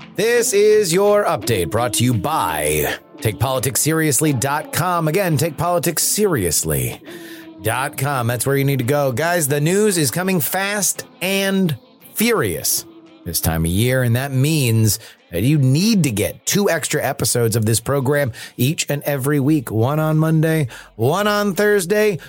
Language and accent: English; United States; as an American